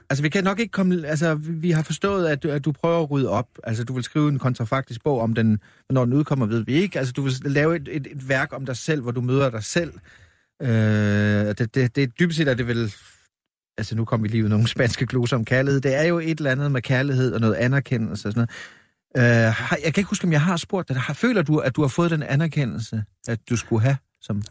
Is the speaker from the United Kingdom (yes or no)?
no; Vamdrup, Southern Denmark, Denmark; nu er jeg født i Vamdrup